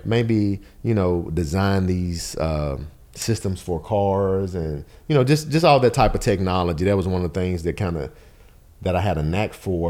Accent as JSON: {"language": "English", "town": "Nashville", "region": "Tennessee", "country": "United States", "tie": "born or raised there", "said": "I'm a Nashville native, born and raised in Bardo"}